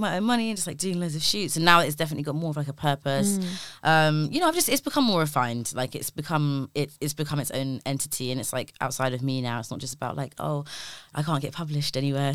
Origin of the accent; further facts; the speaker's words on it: London, United Kingdom; growing up in Labrador Grove, like seeing carnival every year of my life since I was like a baby